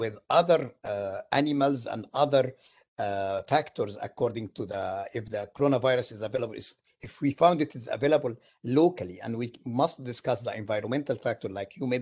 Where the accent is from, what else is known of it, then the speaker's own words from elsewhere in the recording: Egypt; now in Syracuse, United States; I am from Egypt originally.